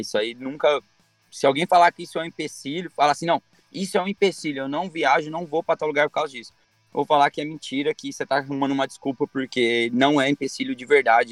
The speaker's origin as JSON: {"language": "Portuguese", "country": "Brazil", "said": "eu sou brasileiro"}